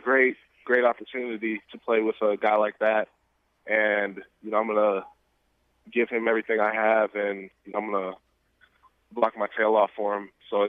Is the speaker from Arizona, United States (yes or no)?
yes; Phoenix, Arizona, United States; I'm from Phoenix, Arizona, the Phoenix area.